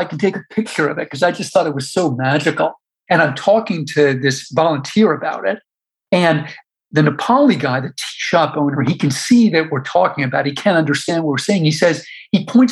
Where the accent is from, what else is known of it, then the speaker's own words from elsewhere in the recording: United States; also born or lived in New York / Washington; I grew up in New York and Washington